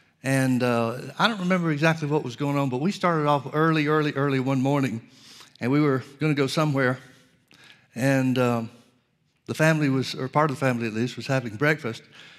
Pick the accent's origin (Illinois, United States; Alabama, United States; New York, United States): Alabama, United States; Birmingham; I grew up in Birmingham, Alabama, outside of Birmingham, Alabama.